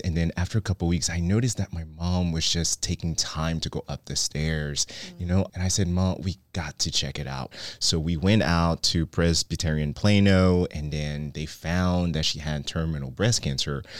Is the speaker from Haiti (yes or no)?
yes; Haiti; now in Dallas, United States; I grew up in Haiti